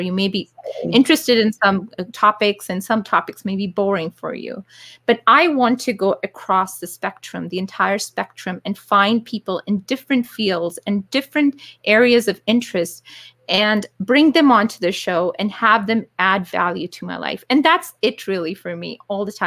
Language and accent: English; Calgary, Alberta, Canada; I grew up in Calgary